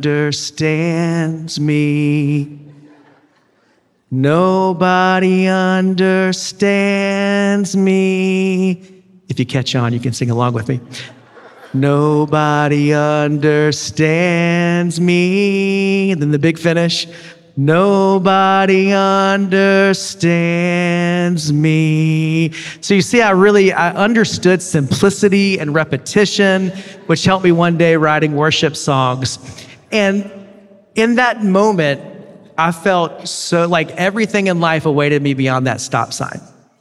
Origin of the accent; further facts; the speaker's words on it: Columbia, South Carolina, United States; I grew up in Columbia, South Carolina.